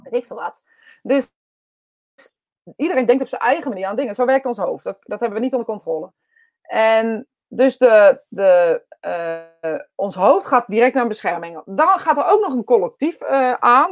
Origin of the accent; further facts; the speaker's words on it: Utrecht, Netherlands; accent: Utrechts; ik een eh, Utrechts accent heb